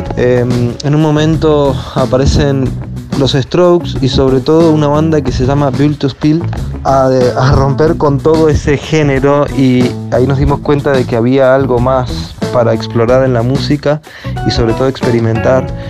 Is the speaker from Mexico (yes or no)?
no; Mendoza, Argentina; moved away as an adult; now in Buenos Aires, Argentina; cinco somos de la provincia de Mendoza